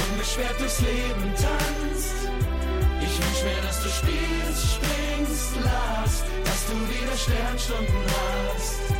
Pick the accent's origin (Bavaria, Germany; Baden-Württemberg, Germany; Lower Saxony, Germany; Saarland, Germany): Lower Saxony, Germany; Hanover; aber zumindest kann ich sagen, ich komme aus Hannover.